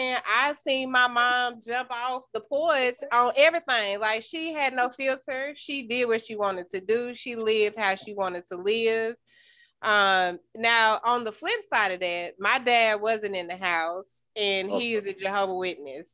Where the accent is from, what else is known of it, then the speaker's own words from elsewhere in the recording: Greeneville, Tennessee, United States; now in Nashville, United States; I'm from Greenville, Tennessee